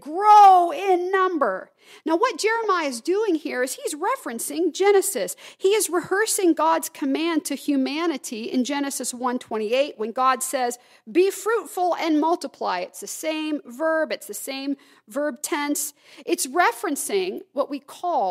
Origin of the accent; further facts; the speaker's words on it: the South, United States; moved away; I can say y'all because I grew up in the South